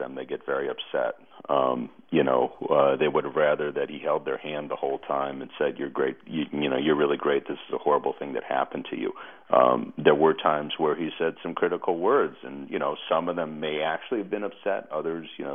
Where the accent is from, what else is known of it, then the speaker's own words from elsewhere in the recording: Chicago, Illinois, United States; I grew up in Chicago with, as we say, the real Mayor Daley